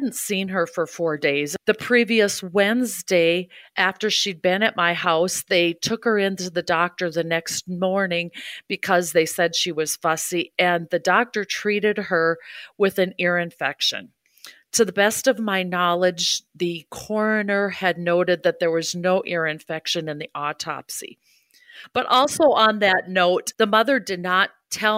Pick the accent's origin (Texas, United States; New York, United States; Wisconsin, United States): Wisconsin, United States; Hudson; moved away as an adult; also born or lived in St. Paul area / Ohio / Waunakee, Wisconsin; I grew up in Hudson, Wisconsin